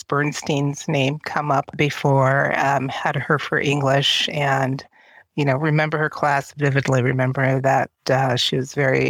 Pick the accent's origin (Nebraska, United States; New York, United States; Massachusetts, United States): Nebraska, United States; Omaha; moved away as an adult; I was born and raised in Omaha